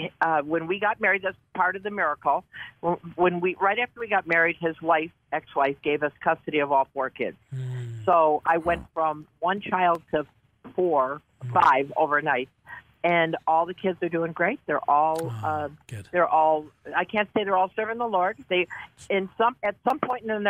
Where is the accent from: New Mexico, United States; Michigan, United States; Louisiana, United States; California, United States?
Michigan, United States; Detroit; now in Buffalo, United States; when I was raised in Detroit